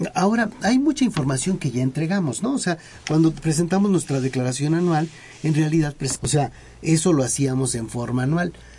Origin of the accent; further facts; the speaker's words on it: Mexico; como un mexicano